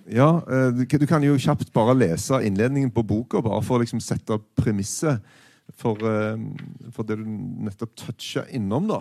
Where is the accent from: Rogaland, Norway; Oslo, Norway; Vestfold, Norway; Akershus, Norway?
Rogaland, Norway; Stavanger; jeg er fra Stavanger.